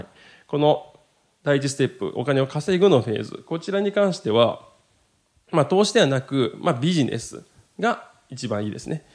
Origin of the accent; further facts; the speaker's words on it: Maizuru, Kyoto, Japan; 僕と同じ京都出身でですね